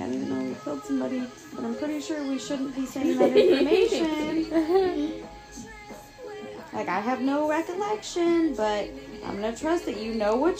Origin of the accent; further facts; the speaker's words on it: United States; born there; And I'm not, I'm white. And also, I was born in America.